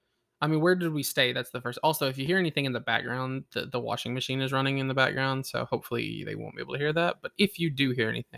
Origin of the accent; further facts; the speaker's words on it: Tennessee, United States; We are from Tennessee, so it's a long drive.